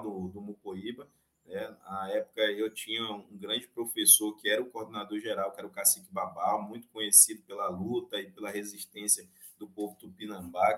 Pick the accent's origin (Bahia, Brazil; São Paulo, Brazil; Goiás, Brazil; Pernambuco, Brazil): Bahia, Brazil; Santa Cruz Cabrália; minha aldeia fica aqui no estado da Bahia, no município de Santa Cruz Cabralha